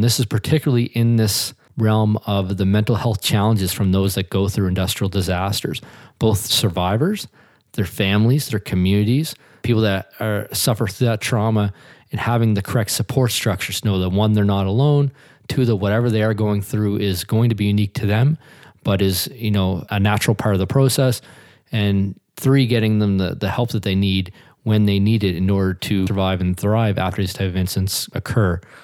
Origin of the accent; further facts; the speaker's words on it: Hilden, Nova Scotia, Canada; I grew up just outside of Truro, Nova Scotia, in a little community called Hilden